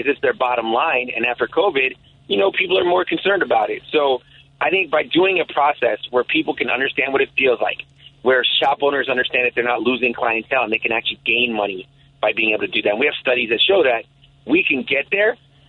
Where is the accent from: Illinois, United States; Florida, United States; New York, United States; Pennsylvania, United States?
Illinois, United States; Chicago; First, it was like Milwaukee, Damon area, like in the late 80s, early 90s. But because we were broke and an immigrant family, every 2 years we'd move. So I went from there to North and Keeler